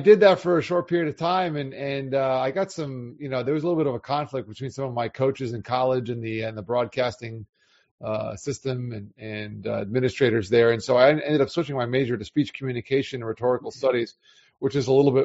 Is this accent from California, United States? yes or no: no; South Florida, United States; also born or lived in Long Island, New York; I spent most of my life growing up in South Florida